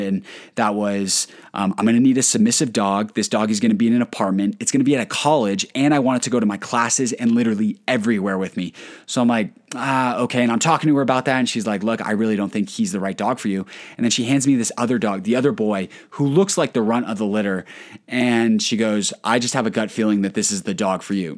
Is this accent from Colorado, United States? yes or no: yes; Colorado, United States; I'm from Colorado